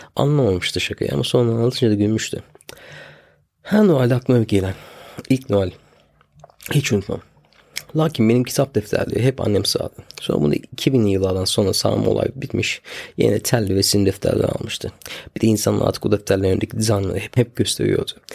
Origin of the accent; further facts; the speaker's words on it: Turkey; also born or lived in England; now in United Kingdom; Hala Türk'üm. Ee, Türk doğduk Türk öleceğiz